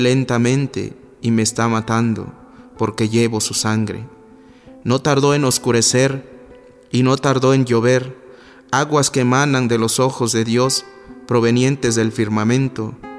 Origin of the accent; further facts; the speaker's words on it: Juchitán de Zaragoza, Oaxaca, Mexico; soy de Juchitán de Zaragoza, Oaxaca